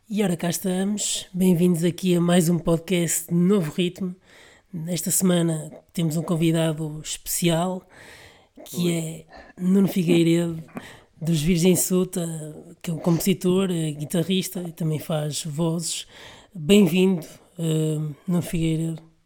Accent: Vila Nova de Gaia, Norte, Portugal; sou da Vila Nova de Gaia

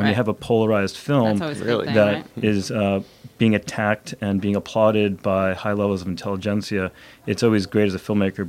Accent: New York, United States; moved away as an adult; now in Los Angeles, United States; Born and raised in New York, and then since 96, I've been in Los Angeles working as a filmmaker.

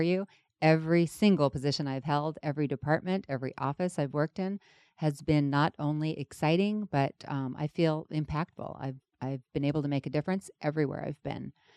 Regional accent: London, United Kingdom; now in Los Angeles, United States; I was born in London, England.

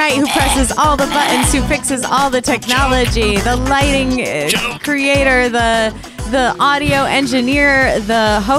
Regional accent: Hartford, Connecticut, United States; now in Los Angeles, United States; I grew up in Hartford, Connecticut, which is called the insurance capital of the world.

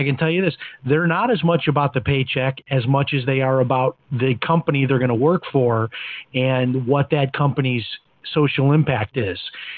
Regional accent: Chicago, Illinois, United States; when I talk with my kids about, you know, growing up in Chicago, having maybe four channels on a good clear day on TV

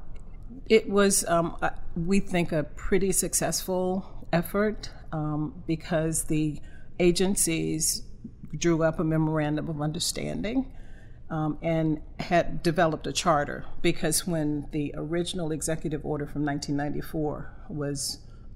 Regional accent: Sampson County, North Carolina, United States; born or raised there; moved away as an adult

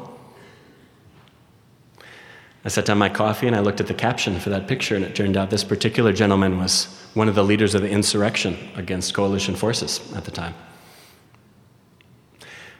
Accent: Minneapolis, Minnesota, United States; moved away as an adult; also born or lived in Gaza City; I was born and raised in Minnesota

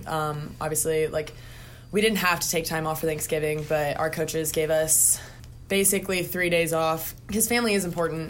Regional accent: Indianapolis, Indiana, United States; moved away; I'm from Indianapolis, Indiana

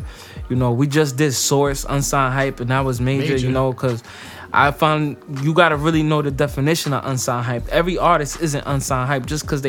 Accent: Passaic, New Jersey, United States; I'm from Passaic, New Jersey, no matter where I'm at.

